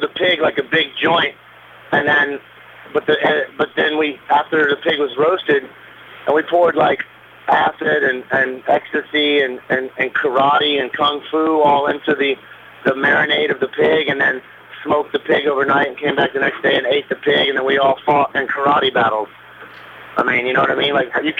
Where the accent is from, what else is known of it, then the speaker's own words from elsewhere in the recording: Alabama, United States; now in Atlanta, United States; I'm from Alabama